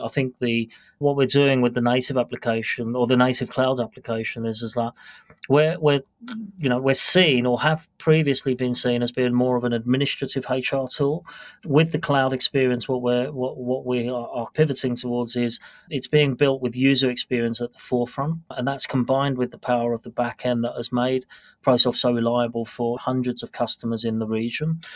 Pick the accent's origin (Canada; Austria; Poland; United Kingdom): United Kingdom; moved away as an adult; also born or lived in London / Washington, D.C. / Melbourne; now in Singapore; So I'm a British born national. So I've actually lived in the UK until about